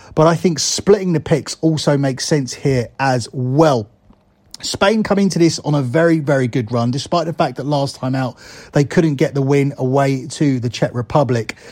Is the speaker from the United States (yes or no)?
no; England, United Kingdom; me as an English person